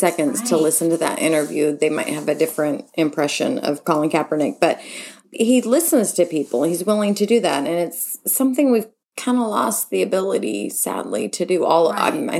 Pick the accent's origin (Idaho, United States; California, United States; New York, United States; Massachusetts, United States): California, United States; I was raised in the San Francisco Bay Area and have been a diehard 49ers fan as long as I can remember.